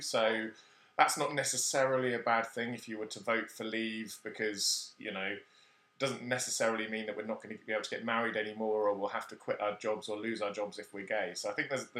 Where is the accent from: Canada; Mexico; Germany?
Germany; born there; moved away; The country I was born in doesn't exist anymore. So I was born in West Germany, which is now no longer a thing.